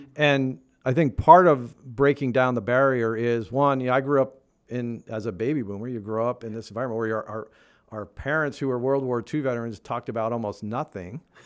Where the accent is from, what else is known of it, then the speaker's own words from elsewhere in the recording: Northeast, United States; moved away; I grew up in the Northeast